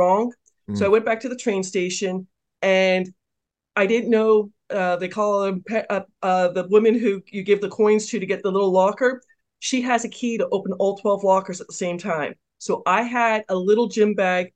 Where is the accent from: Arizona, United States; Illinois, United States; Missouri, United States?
Arizona, United States; Phoenix; also born or lived in Poland; I grew up in Phoenix